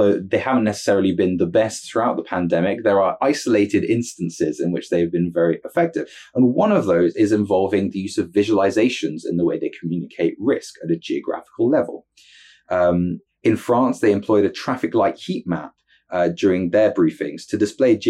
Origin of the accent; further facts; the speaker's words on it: United Kingdom; as a Brit